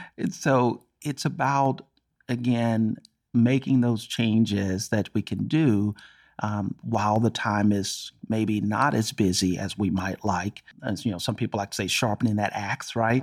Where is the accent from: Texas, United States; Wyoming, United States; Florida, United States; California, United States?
Texas, United States; Dallas; I'm born and raised in Texas and Dallas